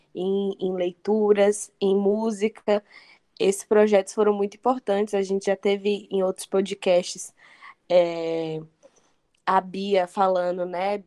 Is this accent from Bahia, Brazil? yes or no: yes; Bahia, Brazil; Eu que sou baiana